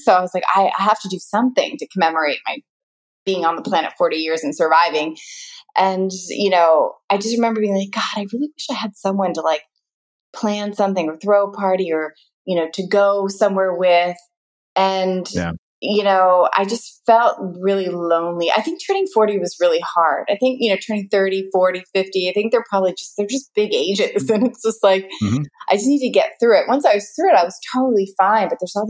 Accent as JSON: {"language": "English", "country": "United States", "said": "But that's where I realize I'm very American, because I'm like, oh, I love being tanner, the darker, the better."}